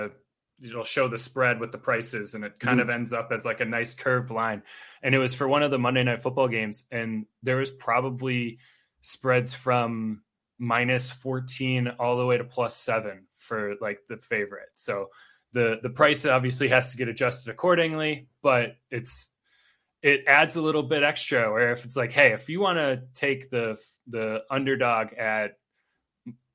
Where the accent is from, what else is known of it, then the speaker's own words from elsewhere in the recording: Milwaukee, Wisconsin, United States; now in Twin Cities, United States; I'm actually originally from Milwaukee